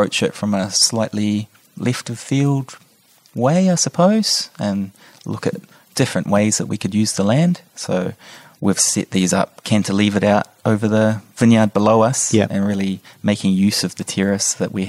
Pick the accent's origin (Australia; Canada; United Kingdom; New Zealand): New Zealand; North Island; So I'm originally from the North Island, but my dad's family, they're all from the Hakitaramia